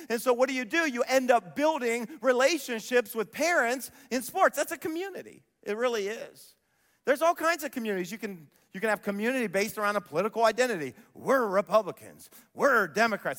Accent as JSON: {"language": "English", "town": "Columbus", "region": "Ohio", "country": "United States", "tie": "born or raised there", "said": "I grew up near Whitehall in Columbus"}